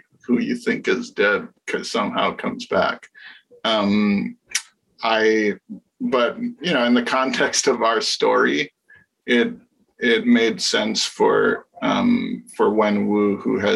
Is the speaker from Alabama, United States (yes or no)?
no; Hawaii, United States; my friends that I grew up with in the Asian American community in Hawaii